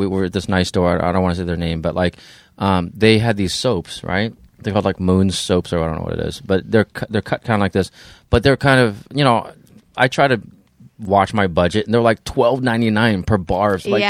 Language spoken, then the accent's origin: English; San Diego, California, United States; But like, you know, but that's my hometown. That's only 3 or 4 million people.